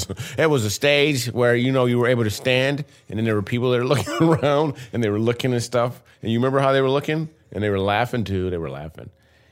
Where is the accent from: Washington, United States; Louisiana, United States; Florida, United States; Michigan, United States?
Michigan, United States; Grand Rapids; I'm like 2 hours away from Detroit. Grew up in Grand Rapids.